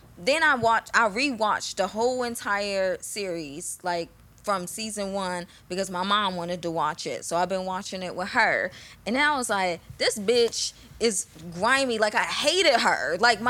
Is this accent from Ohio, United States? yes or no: yes; Columbus, Ohio, United States; I'm from Columbus